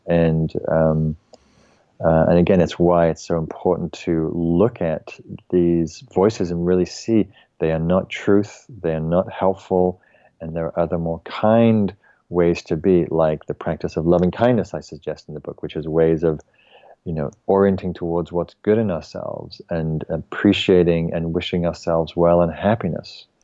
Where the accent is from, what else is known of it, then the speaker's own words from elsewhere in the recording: England, United Kingdom; I'm English